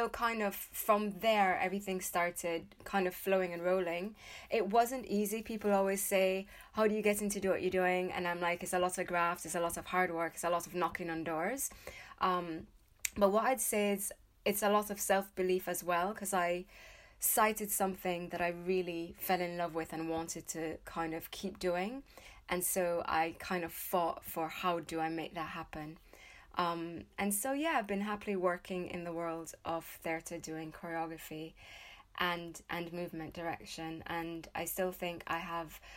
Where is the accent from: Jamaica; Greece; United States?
Jamaica; moved away as an adult; now in United Kingdom; I'm from Jamaica, so I was born and raised in Jamaica